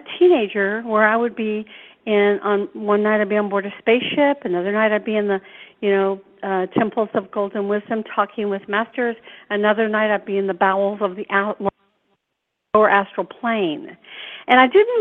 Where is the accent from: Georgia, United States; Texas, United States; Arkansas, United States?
Georgia, United States; Atlanta; I grew up here in Atlanta across from a great forest